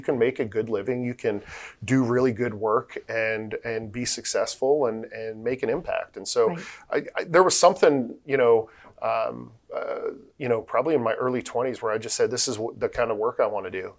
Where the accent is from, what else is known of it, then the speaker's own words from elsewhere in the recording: Tampa, Florida, United States; also born or lived in New Jersey; I, was born in New Jersey, but we moved here when I was a little kid. So I consider myself from Tampa, you know, um, yeah. or the Tampa Bay area. Uh, I grew up on the Hillsborough side